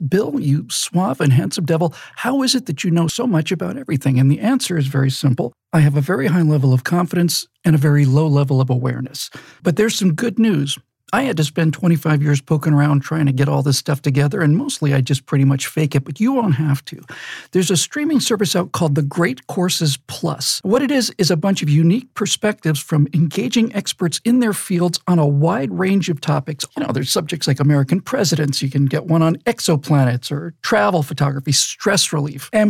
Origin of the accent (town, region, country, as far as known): Bermuda; born or raised there